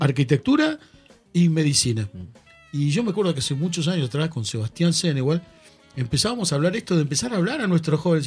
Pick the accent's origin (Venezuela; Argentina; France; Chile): Argentina; yo soy argentino, formo parte de un país